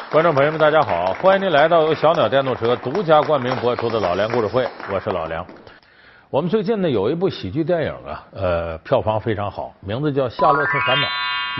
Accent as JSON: {"language": "Chinese", "region": "Northeast China", "country": "China", "tie": "born or raised there", "said": "我这老家在东北"}